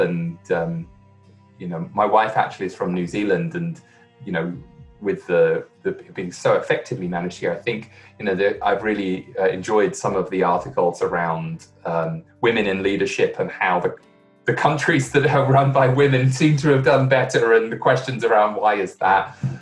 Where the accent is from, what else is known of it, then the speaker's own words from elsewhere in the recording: London, United Kingdom; moved away; I'm from the UK. I'm from London